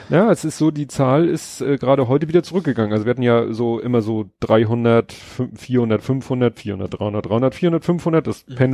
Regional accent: Lohne, Lower Saxony, Germany; Ach, ich könnte ein bisschen in meine Heimat. Ja, da hat's äh, Osnabrück, ne? Lohne.

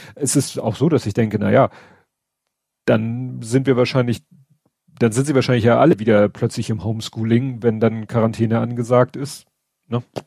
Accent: Hamburg, Germany; als Hamburger

